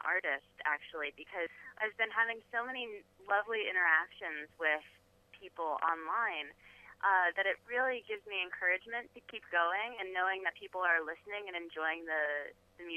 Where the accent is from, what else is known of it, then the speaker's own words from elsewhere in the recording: rural New Jersey, United States; now in Jersey City, United States; I grew up in rural New Jersey, but I'm a city girl now.